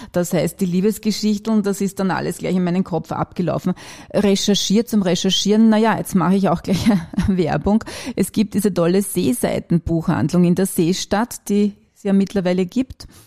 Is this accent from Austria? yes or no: yes; Wachau, Lower Austria, Austria; now in Vienna, Austria; Ich bin ursprünglich Niederösterreicherin und komme aus der Wachau und habe dann in verschiedenen Bezirken in Wien gelebt